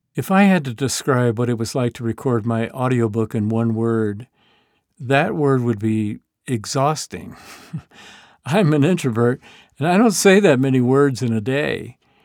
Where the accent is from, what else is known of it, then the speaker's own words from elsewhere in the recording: the American South, United States; I grew up immersed in Southern fundamentalism